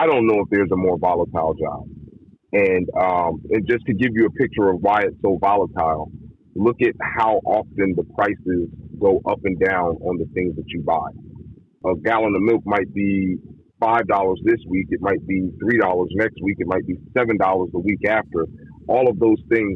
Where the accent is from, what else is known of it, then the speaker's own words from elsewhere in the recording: East Coast, United States; I'm from the East Coast